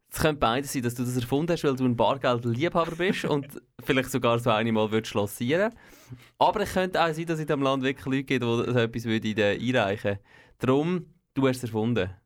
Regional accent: Switzerland; hier bei uns in der Schweiz

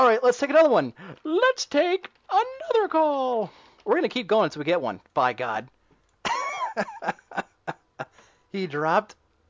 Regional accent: United Kingdom; Well, I would, but I'm British.

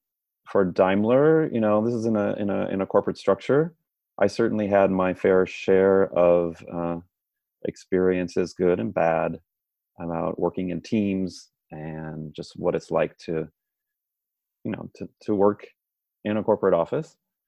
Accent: San Francisco, California, United States; But as you said, yes, I'm from San Francisco originally, but I actually moved around quite a bit and went and earned my engineering degree at Georgia Institute of Technology in Atlanta, Georgia.

